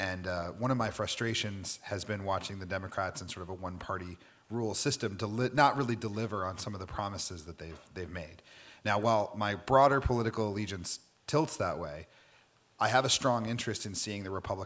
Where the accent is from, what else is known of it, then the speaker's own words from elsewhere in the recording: New Mexico, United States; moved away; I'm a second year public policy student here at the Kennedy School. So I'm an American Latino. I'm from New Mexico.